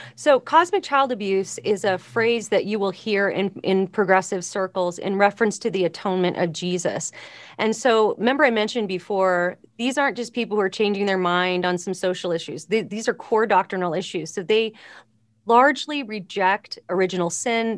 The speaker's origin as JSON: {"language": "English", "town": "Los Angeles", "region": "California", "country": "United States", "tie": "born or raised there", "said": "I grew up in Los Angeles"}